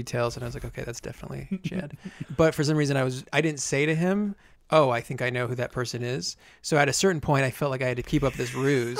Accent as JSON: {"language": "English", "region": "Vermont", "country": "United States", "said": "he knew that I was from Vermont."}